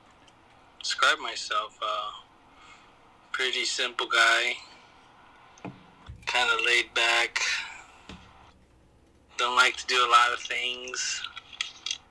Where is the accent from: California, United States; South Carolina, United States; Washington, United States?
California, United States; Long Beach; I was born and raised in Long Beach, California. I still live in Long Beach to this day